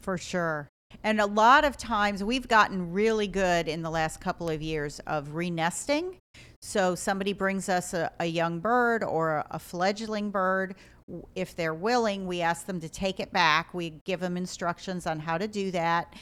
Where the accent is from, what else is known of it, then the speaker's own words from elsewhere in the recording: Ohio, United States; moved away as an adult; also born or lived in South Carolina / Rhode Island; I'm from Ohio